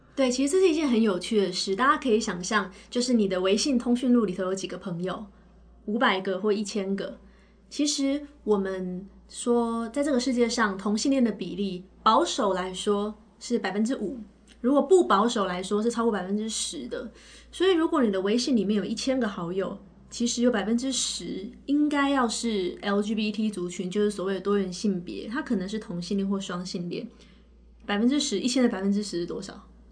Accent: Taiwan; 我是台湾，来自台湾的心理咨询师，然后也是，呃，美国认证的职涯发展师。那我本科跟硕士都是念台湾师范大学的心理咨询专业

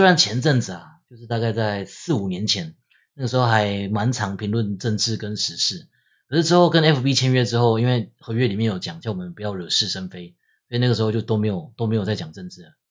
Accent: Taiwan; 因为我我自己是在眷村长大，我家人那边有公务员家庭，所以我家那边是一片深蓝。

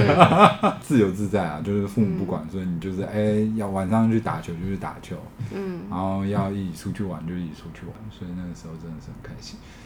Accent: Shandong, China; 然后我因为在山东长大嘛，我以为这一切都是常态。

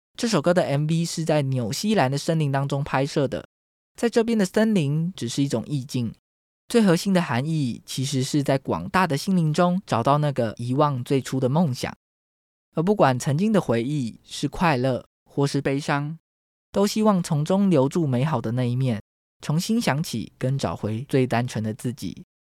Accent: Taiwan; 台湾是一块宝岛，同时也是我们的家乡

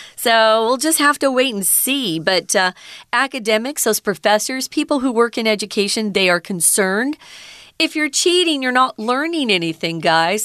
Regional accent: near California, United States; now in Taiwan; I grew up near California, and so if I went to a beach, or the ocean. It was always California

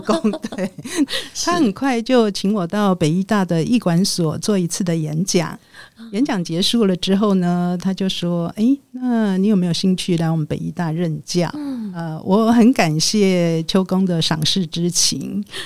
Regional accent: Taichung, Taiwan; 在台中，我的故乡

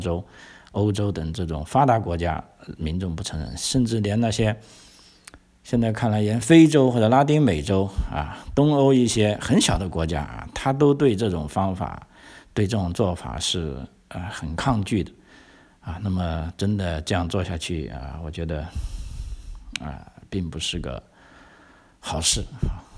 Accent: China; now in Australia; 就当然我是从中国来的，我我我我很清楚啊

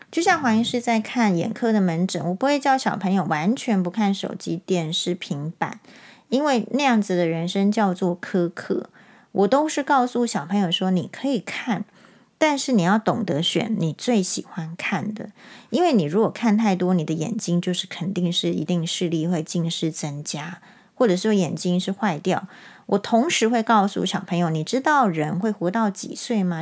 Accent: Taiwan; 跟他说我是台湾人

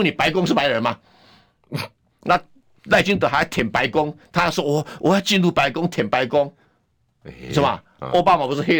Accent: Taiwan; 对呀，哎呀，我跟你讲哈，我们台湾人就老是被一些假洋人唬了一愣一愣。

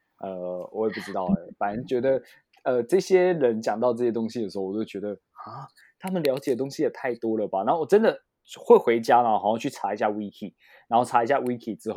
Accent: Taiwan; moved away; also born or lived in Japan; 我是台湾，不是泰国

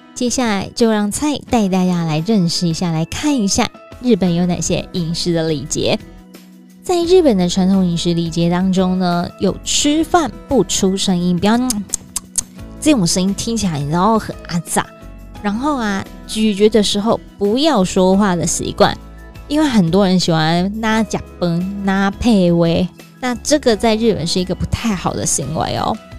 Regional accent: Taiwan; 我们台湾人很热情

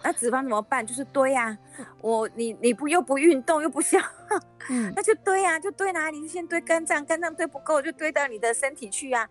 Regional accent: Taiwan; 就是我们台湾人吃动物性的比例都是

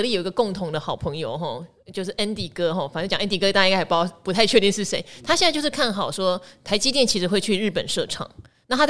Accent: Pingtung County, Taiwan; 因为我屏东人，你也是嘛

